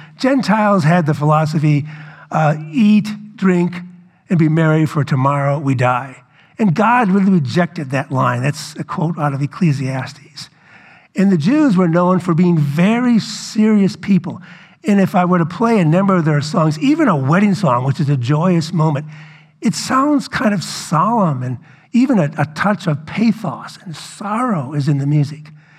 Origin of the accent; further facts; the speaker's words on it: New Orleans, Louisiana, United States; I grew up in New Orleans.